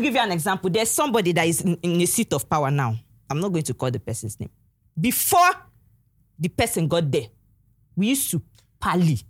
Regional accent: Aba, Abia, Nigeria; I was born in Aba

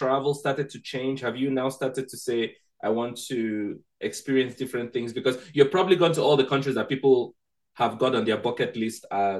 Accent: Nigeria; moved away; also born or lived in Kenya; because I'm Nigerian by birth, and I lived in Kenya for 2 years and 5 months

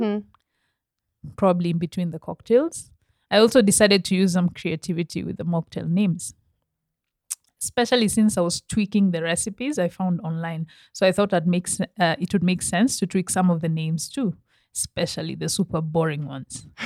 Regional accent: Kenya; I'm very Kenyan

